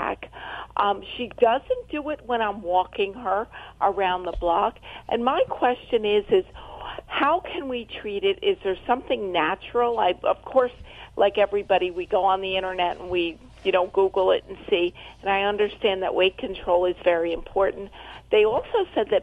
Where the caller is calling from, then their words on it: Adamstown, Pennsylvania, United States; I'm calling from Adamstown, Pennsylvania